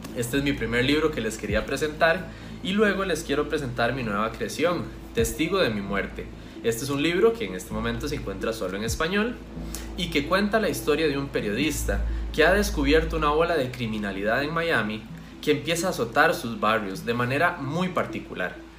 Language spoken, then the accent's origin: Spanish; Costa Rica; soy autor costarricense